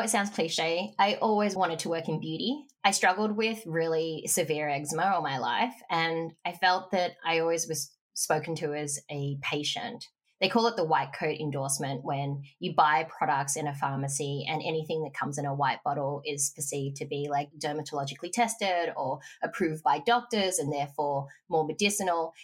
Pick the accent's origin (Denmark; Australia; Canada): Australia; Mornington Peninsula, Victoria; moved away; also born or lived in Melbourne; I grew up on the Mornington Peninsula